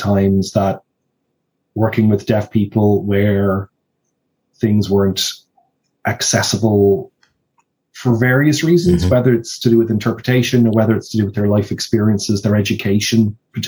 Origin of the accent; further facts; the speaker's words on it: Ireland; in Ireland, we've been a little bit stuck, not necessarily in a negative way, but because of the fact we're an English-speaking country